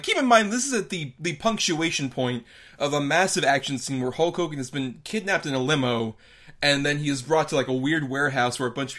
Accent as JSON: {"language": "English", "town": "Tampa", "region": "Florida", "country": "United States", "tie": "born or raised there", "said": "Tampa, my hometown"}